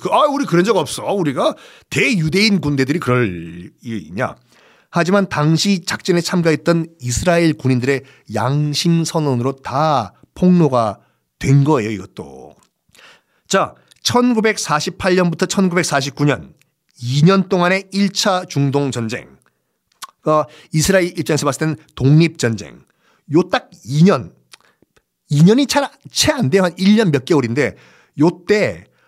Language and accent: Korean; Busan, South Korea; 고향이 부산이니까